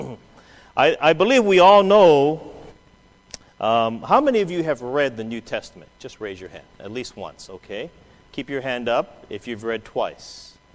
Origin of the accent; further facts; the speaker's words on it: Hawaii, United States; My great grandmother, you know, we're from Hawaii. My great grandmother was a picture bride.